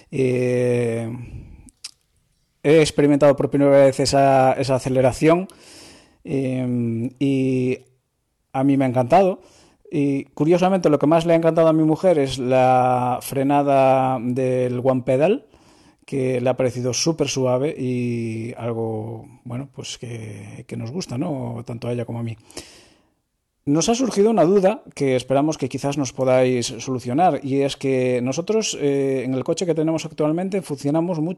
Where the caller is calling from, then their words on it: A Coruña, Galicia, Spain; de Coruña, os escucho siempre y nunca me había animado a contactaros hasta hoy, que he probado por primera vez el Tesla Model I en el centro comercial de Marineda, aquí en A Coruña.